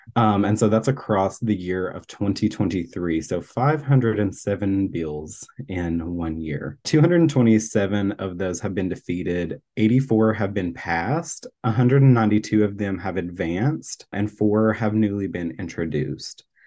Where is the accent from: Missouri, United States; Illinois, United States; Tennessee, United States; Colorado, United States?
Tennessee, United States; now in Florida, United States; I'm originally from Tennessee